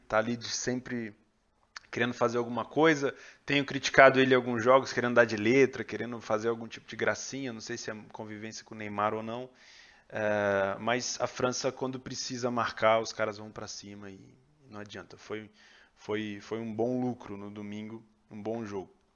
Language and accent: Portuguese; Rio de Janeiro, Brazil; now in São Paulo, Brazil; Eu sou carioca, moro em São Paulo hoje